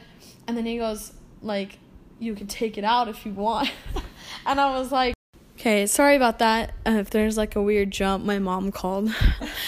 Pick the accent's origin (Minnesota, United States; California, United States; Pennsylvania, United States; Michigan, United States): California, United States; we're teenage girls from California